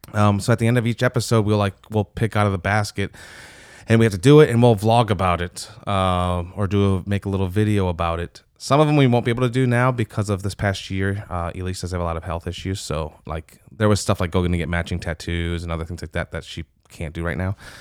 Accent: Michigan, United States; also born or lived in Steubenville, Ohio; now in Louisiana, United States; I was born in Michigan

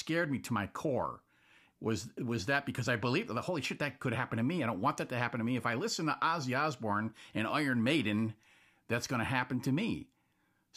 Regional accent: New England, United States; I'm from New England. For anybody listening who doesn't know, I live in Massachusetts

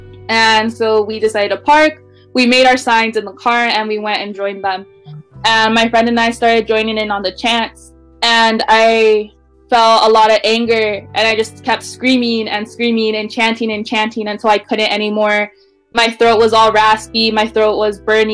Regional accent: Wenatchee, Washington, United States; also born or lived in California; when I moved to Wenatchee

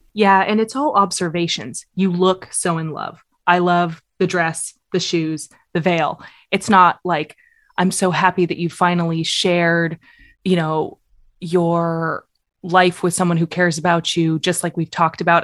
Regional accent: United States; accent: American; my American accent

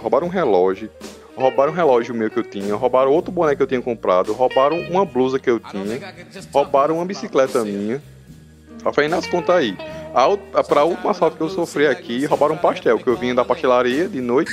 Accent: Campina Grande, Paraíba, Brazil; moved away as an adult; now in João Pessoa, Brazil; eu sou de Campina Grande

